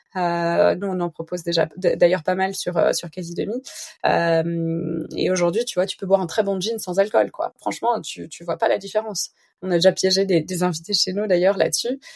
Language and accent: French; Belgium; je suis belge